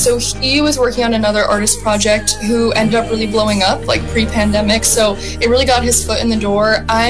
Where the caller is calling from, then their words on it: Los Angeles, California, United States; I'm joining us from Los Angeles, and I've been really good.